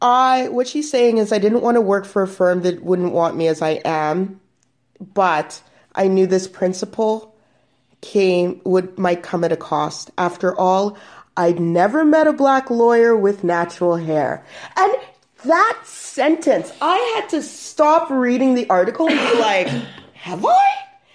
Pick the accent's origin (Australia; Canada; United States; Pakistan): Canada; I always want to say … because I'm Canadian.